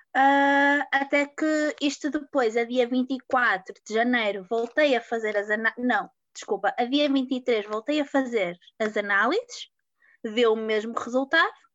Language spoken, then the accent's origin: Portuguese; Porto, Norte, Portugal; tenho 23 anos e sou do Porto